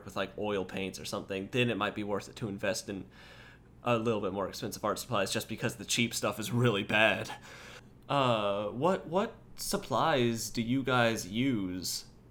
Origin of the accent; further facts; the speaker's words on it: United States; I'm from America